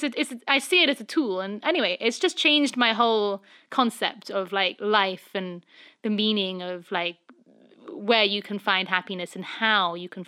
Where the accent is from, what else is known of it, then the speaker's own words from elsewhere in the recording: England, United Kingdom; moved away as an adult; now in Los Angeles, United States; I'm obviously, being English